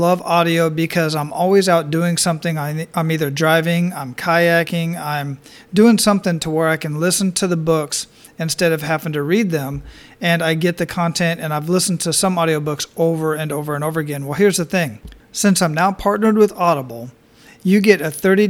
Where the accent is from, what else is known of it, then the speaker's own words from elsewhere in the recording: Phoenix, Arizona, United States; So my mom flew back to Arizona, where I was born in Phoenix, Arizona